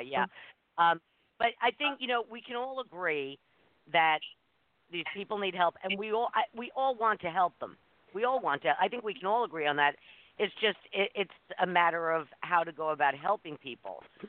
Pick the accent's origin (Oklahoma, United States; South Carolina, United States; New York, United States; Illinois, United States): New York, United States; New York City; moved away; I grew up in New York City in the 60s and 70s